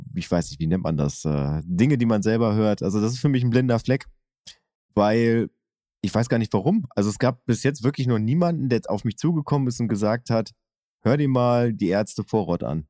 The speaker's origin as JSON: {"language": "German", "town": "Oerlinghausen", "region": "North Rhine-Westphalia", "country": "Germany", "tie": "born or raised there", "said": "Ich bin ja in Oerlinghausen zur Schule gegangen und habe zehn Kilometer weiter gewohnt"}